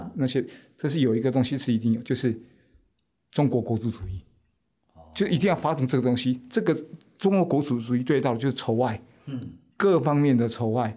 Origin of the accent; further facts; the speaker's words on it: Taiwan; also born or lived in France; 我们台湾人